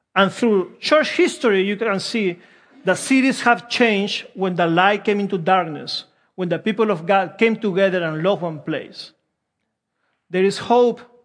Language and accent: English; Peru; English is a second language; also born or lived in Wilmington; now in United States; I'm from Peru